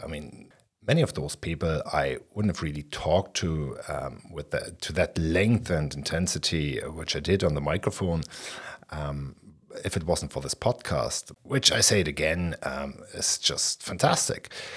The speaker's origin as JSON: {"language": "English", "region": "Berlin", "country": "Germany", "said": "I'm from Berlin West, and I was nineteen when the wall came down."}